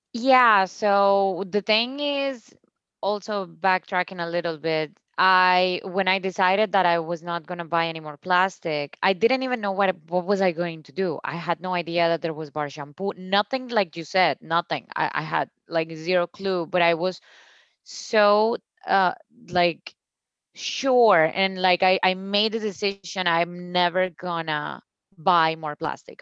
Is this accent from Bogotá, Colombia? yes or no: no; Cúcuta, Norte de Santander, Colombia; English is a second language; moved away as an adult; also born or lived in Bogota, Colombia; now in United States; my hometown, Cúcuta, has no drinking water